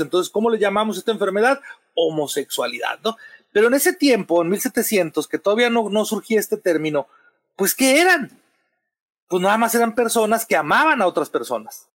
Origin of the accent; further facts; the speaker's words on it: Sonora, Mexico; yo, soy de Sonora